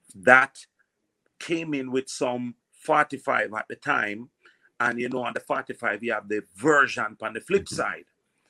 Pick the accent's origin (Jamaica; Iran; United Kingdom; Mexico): Jamaica; Kingston; also born or lived in Portmore, Jamaica / Red Hills, Jamaica; I was born in Concrete Jungle, Jonestown, and then I move up further to the top of Jungle, which was Havana.